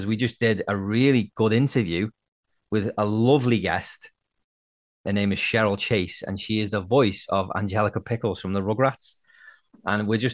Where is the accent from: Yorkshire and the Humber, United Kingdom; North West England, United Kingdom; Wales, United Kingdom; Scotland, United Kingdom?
North West England, United Kingdom; Liverpool; now in Nova Scotia, Canada; I'm from Liverpool originally, but I live in Nova Scotia, Canada now.